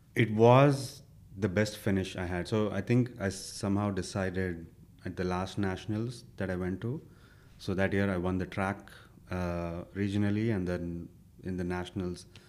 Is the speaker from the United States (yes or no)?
no; India; born or raised there; moved away as an adult